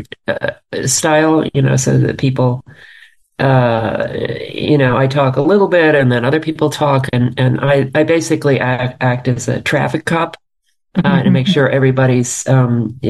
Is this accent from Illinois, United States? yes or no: no; New York City, New York, United States; I grew up in New York City